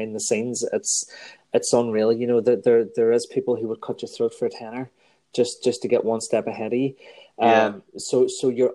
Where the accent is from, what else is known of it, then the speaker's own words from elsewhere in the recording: Strabane, Northern Ireland, United Kingdom; my hometown